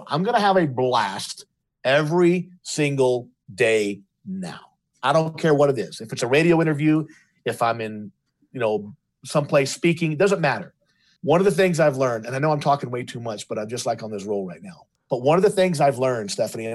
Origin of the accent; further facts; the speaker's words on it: Louisiana, United States; my other brother and myself were LSU fans because we were raised in Louisiana